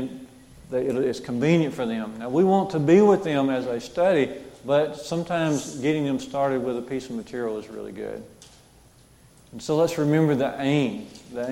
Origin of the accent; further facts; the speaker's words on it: Jasper, United States; my grandmother's house growing up in Jasper